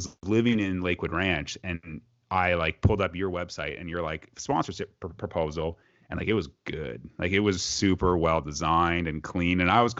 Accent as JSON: {"language": "English", "country": "Canada", "said": "I'm the Canadian."}